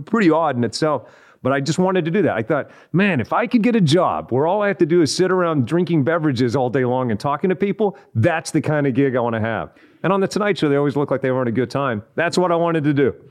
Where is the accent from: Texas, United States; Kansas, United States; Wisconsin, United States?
Texas, United States; Odessa; now in California, United States; I grew up in in Odessa, Texas